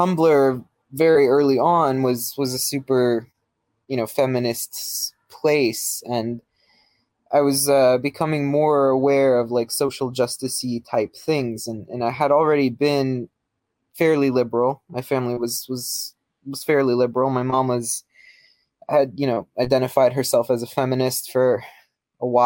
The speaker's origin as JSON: {"language": "English", "town": "New York City", "region": "New York", "country": "United States", "tie": "born or raised there", "moved": "yes", "said": "I grew up in New York City. I grew up in Queens"}